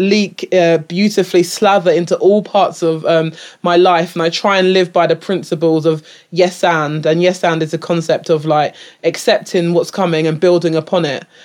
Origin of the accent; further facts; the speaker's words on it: England, United Kingdom; I'm, like, British-born, British, uh, raised